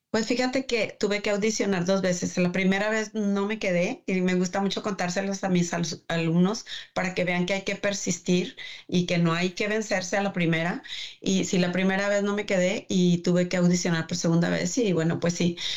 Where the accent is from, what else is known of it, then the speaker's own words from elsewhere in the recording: Delicias, Chihuahua, Mexico; moved away as an adult; also born or lived in Juárez, Mexico; now in Michigan, United States; Yo soy originaria de Delicias, Chihuahua